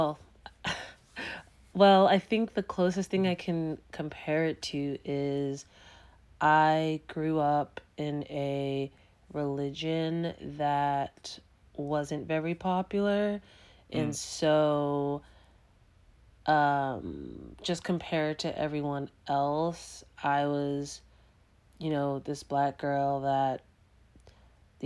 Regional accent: Boston, Massachusetts, United States; I grew up in Dorchester, which for folks who aren't in Massachusetts is a predominantly black neighborhood

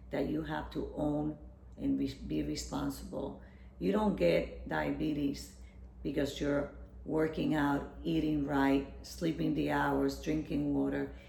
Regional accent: Puerto Rico; I'm from Puerto Rico. So the, health, the, the diets are rich in carbohydrates and fried foods

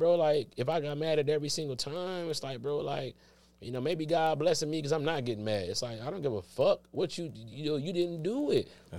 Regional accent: Detroit, Michigan, United States; moved away as an adult; now in Los Angeles, United States; I'm not in Detroit. I'm from Detroit. I'm in L.A. I'm on the L.A. comedy scene.

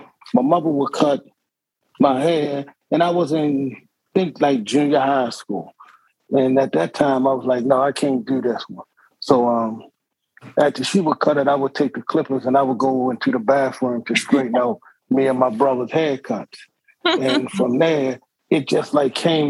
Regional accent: Baltimore, Maryland, United States; I'm a Baltimore native. I grew up in Southwest Baltimore

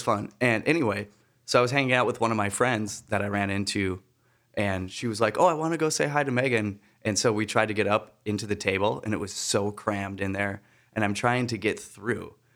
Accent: Wisconsin, United States; my home state of Wisconsin

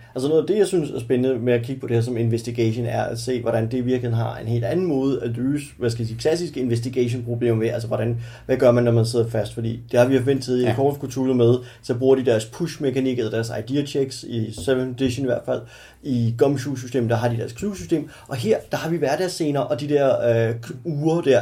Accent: Stevns, Zealand, Denmark; på Stævns, min hjemstavn

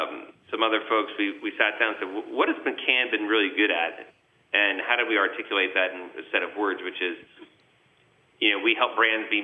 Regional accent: New York, United States; you try to be as humble as possible, as humble as a New Yorker could be at the time.

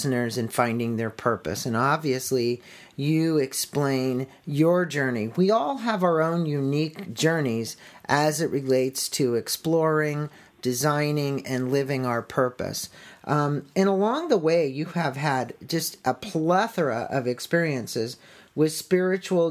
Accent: San Diego, California, United States; I'm from San Diego

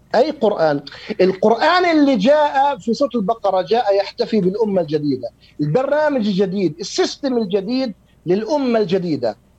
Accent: Jordan; عندنا في الأردن

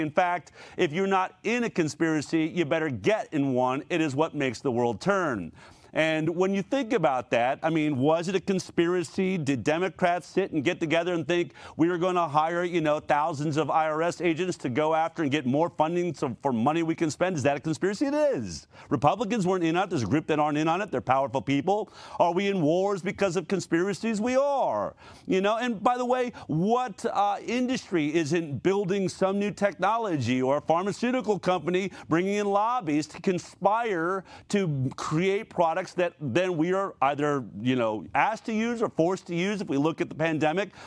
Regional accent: Boulder, Colorado, United States; I'm from Boulder, Colorado.

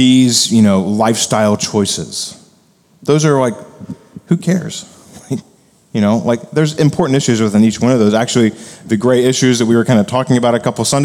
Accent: United States; as Americans and as evangelicals

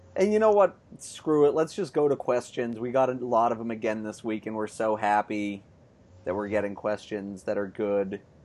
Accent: Lowell, Massachusetts, United States; all around my hometown

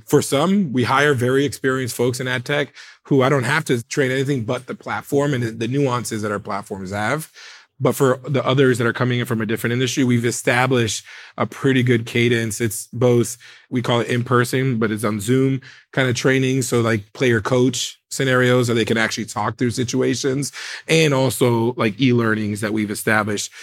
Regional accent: United States; I'm first American born family member

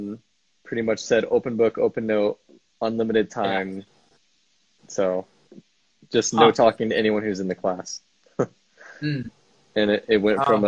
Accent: Seattle, Washington, United States; moved away; also born or lived in Utah / Provo, Utah; I'm from Utah, but I was raised in Seattle.

